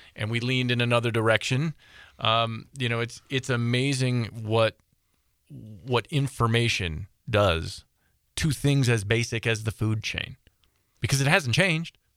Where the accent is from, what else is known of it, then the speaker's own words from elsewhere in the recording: Southeast Michigan, United States; I grew up in Southeast Michigan